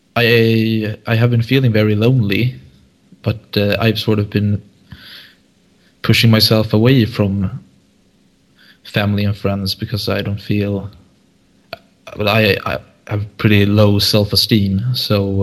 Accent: Sweden; I'm from Sweden.

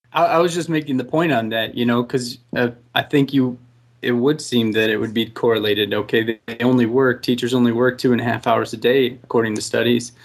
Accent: Texas, United States; I'm from Texas

